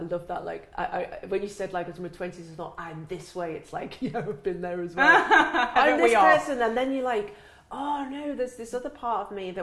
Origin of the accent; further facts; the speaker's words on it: England, United Kingdom; I'm British. I'm from the UK.